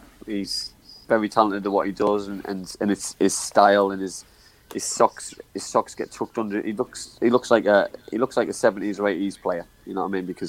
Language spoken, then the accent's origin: English; Middlesbrough, North East England, United Kingdom; Yeah, born and bred in Middlesbrough.